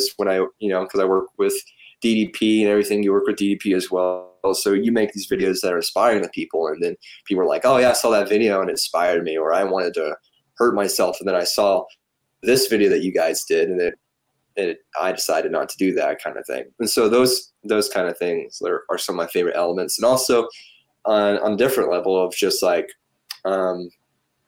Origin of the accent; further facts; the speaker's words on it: Polk County, Tennessee, United States; also born or lived in Cleveland, Tennessee; I'm from Polk County, but I spent a lot of time in Cleveland